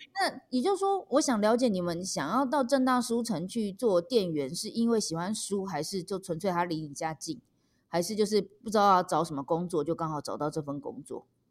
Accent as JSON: {"language": "Chinese", "region": "Taipei", "country": "Taiwan", "said": "我们台北人"}